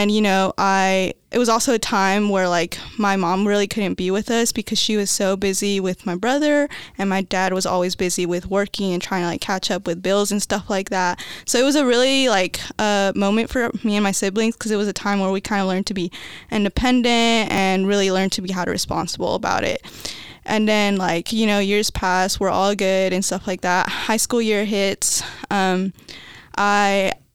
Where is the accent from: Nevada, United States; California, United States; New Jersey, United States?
Nevada, United States; Las Vegas; moved away; I grew up in Las Vegas, Nevada